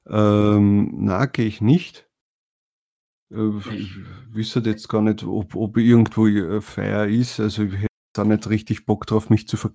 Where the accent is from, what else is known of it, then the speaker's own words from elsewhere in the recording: Austria; also bei uns in Österreich heißt das Bundes Bundesheer und in Deutschland heißt der Bundeswehr.